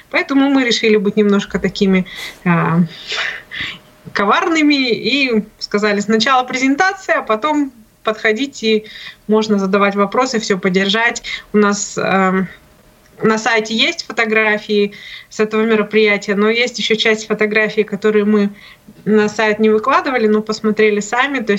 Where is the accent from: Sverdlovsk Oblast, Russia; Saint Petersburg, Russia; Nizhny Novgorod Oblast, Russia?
Nizhny Novgorod Oblast, Russia; Nizhny Novgorod; Майя из Казахстана, я из Нижнего